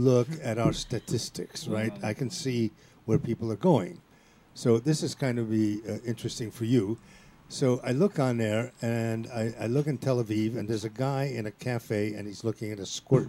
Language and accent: English; Italy; and I'm from Italy